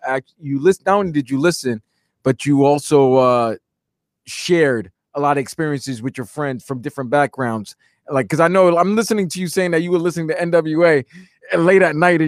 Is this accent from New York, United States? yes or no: yes; New York, United States; I'm 43, so... And growing up in New York, I live in Brooklyn, New York, so I know New York stuff.